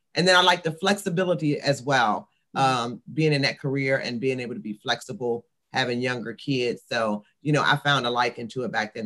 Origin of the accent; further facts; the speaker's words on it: Washington, District of Columbia, United States; I'm a Washingtonian. So I was born and raised in the Washington, D.C. area